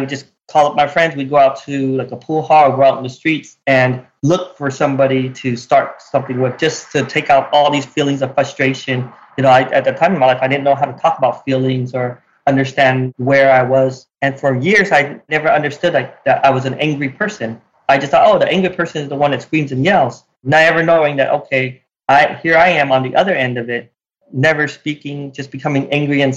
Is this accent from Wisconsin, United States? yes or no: no; Utah, United States; growing up in Utah